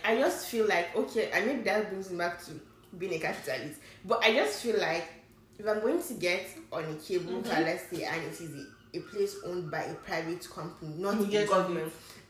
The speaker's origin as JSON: {"language": "English", "region": "Niger State", "country": "Nigeria", "also_born_or_lived": "Kaduna", "said": "I'm from Niger State"}